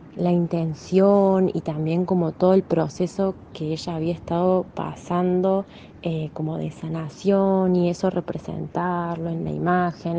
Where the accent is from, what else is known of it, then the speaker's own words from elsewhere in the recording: Argentina; yo soy de Argentina